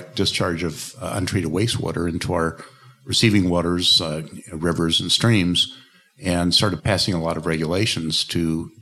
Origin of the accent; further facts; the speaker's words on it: Portland, Oregon, United States; I'm from Portland, Oregon in the United States